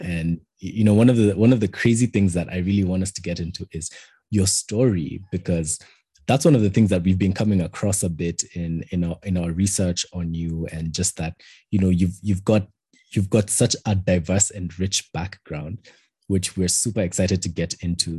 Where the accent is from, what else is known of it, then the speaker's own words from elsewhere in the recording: Kenya; as a Kenyan